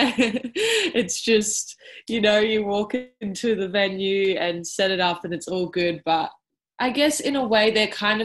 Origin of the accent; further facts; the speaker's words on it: Melbourne, Victoria, Australia; I am from Melbourne, well, South Melbourne, down on the peninsula